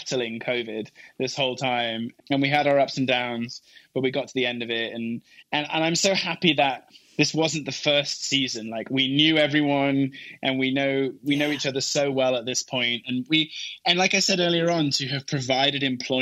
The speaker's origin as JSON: {"language": "English", "region": "England", "country": "United Kingdom", "moved": "yes", "said": "my wife is Swedish and I'm English"}